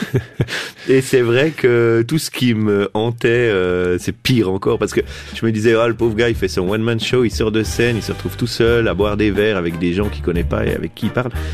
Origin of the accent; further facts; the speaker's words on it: Biel/Bienne, Bern, Switzerland; depuis mon enfance à Bienne